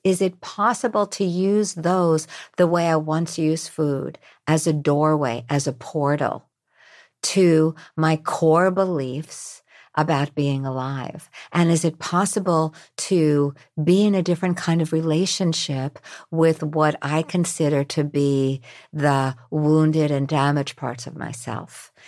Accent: New York, United States; I'm from New York.

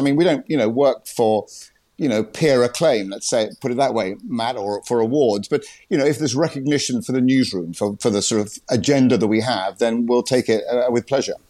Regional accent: United Kingdom; moved away as an adult; now in Washington, United States

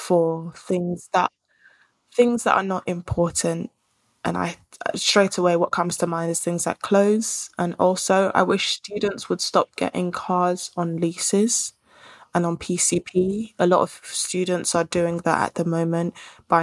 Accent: Nigeria; I'm Nigerian. I'm in Ghana.

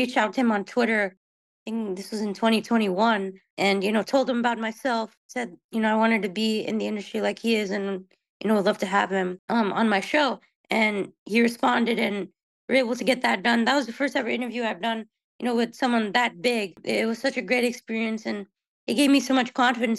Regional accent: Houston, Texas, United States; I was born and raised here in the Houston area

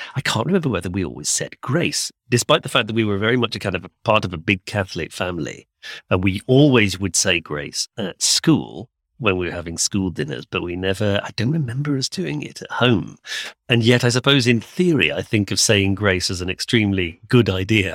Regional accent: United Kingdom; we're both English speakers raised in the U K

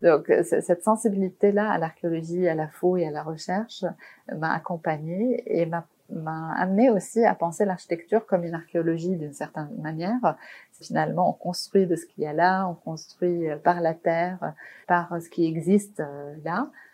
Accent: Beirut, Beirut Governorate, Lebanon; moved away; j'ai grandi à Beyrouth, donc pendant la guerre

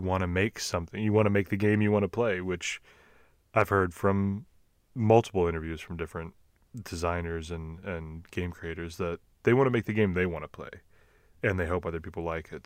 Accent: Texas, United States; accent: Texas; my Texas accent

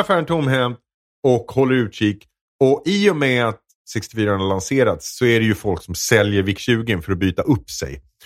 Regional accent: Edsbyn, Gävleborg County, Sweden; jag är uppväxt i Edsbyn

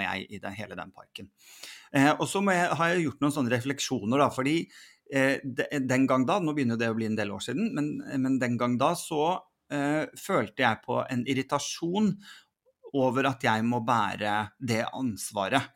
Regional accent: Sandefjord, Vestfold, Norway; Jeg vokste da opp i, i Sandefjord

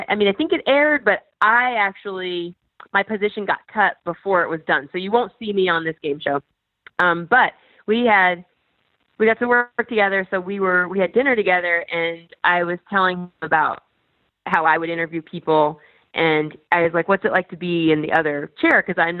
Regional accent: Midwest, United States; So, and I'm from the Midwest.

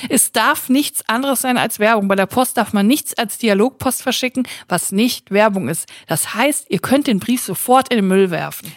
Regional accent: Cologne, North Rhine-Westphalia, Germany; Ich bin aber für alle die Kölnerin, weil ich komme ja von hier

